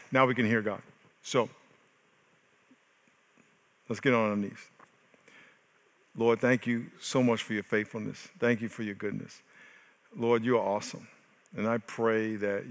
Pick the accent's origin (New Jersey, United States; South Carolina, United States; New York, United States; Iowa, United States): New York, United States; now in San Diego, United States; I am from New York